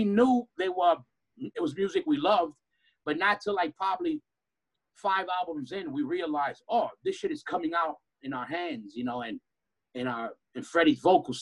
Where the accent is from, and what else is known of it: New York, United States; born or raised there